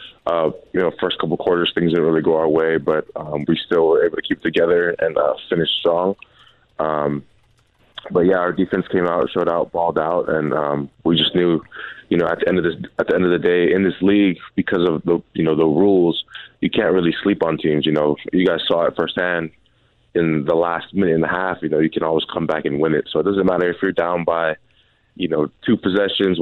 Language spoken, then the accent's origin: English; Pacific Northwest, United States; I'm from the Northwest